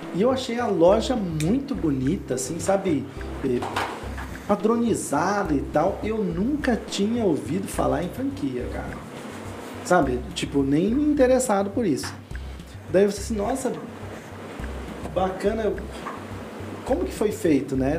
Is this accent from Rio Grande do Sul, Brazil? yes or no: no; Lages, Santa Catarina, Brazil; Eu sou do interior de Santa Catarina